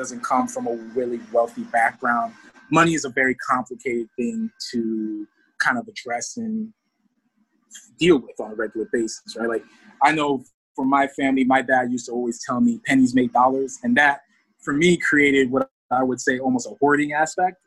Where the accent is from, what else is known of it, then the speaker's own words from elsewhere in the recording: near Rutgers University, New Jersey, United States; I actually went to college near my hometown. I went to Rutgers University. It was literally like a mile up the road